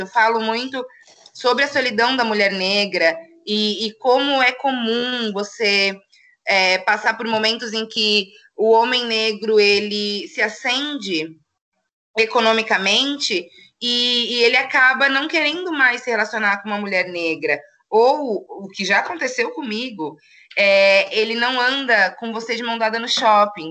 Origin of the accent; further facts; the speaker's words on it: São Paulo, Brazil; moved away as an adult; now in Itajaí, Brazil; sou de São Paulo, né? Mudei para cá faz três anos